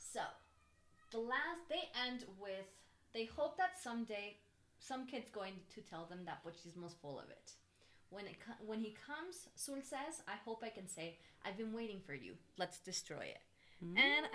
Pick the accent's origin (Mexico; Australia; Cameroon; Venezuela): Mexico; Chiapas; now in Veracruz, Mexico; I'm from Mexico. I was born in Chiapas. Like, I live in Veracruz.